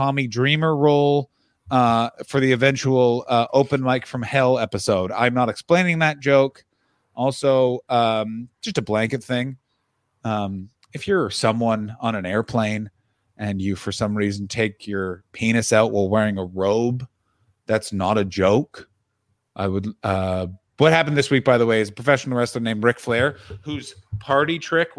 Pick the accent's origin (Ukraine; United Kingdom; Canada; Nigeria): Canada; Ottawa, Ontario; broadcasting from my hometown of Ottawa, Ontario, Canada